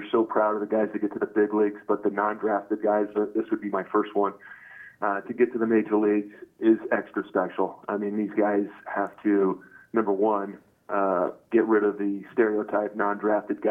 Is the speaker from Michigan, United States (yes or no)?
yes; Rochester, Michigan, United States; Rochester is my hometown where I grew up